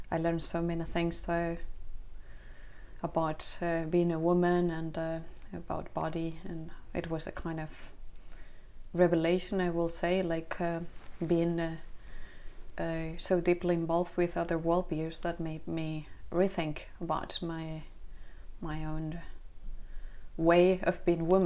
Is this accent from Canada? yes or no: no; Spain; also born or lived in south of Sweden; now in Sweden; I am uh, I am from Spain, but I'm here now in the uh, south of Sweden